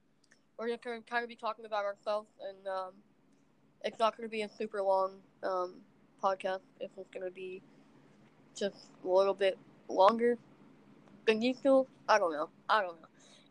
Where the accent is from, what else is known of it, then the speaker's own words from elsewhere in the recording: Gainesville, Florida, United States; accent: Southern; now in Chattanooga, United States; so I was born in Gainesville, Florida, in '96. So yes, I am old. I am 23.